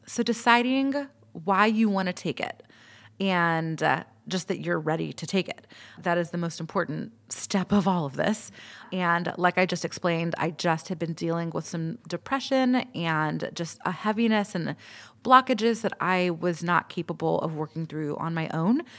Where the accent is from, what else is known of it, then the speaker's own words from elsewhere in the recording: Atlanta, Georgia, United States; I'm from Atlanta